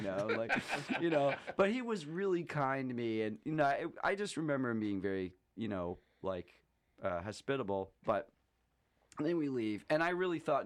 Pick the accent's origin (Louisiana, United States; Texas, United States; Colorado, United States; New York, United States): New York, United States; Syracuse; now in Vermont, United States; I'm from Syracuse.